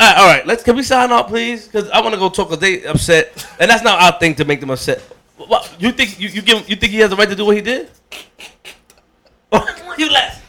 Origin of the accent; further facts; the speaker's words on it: Queens, New York, United States; I'm from Queens.